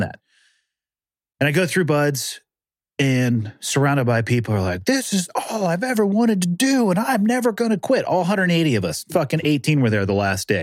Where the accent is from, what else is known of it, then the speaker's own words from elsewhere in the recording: California, United States; I'm from California, born and raised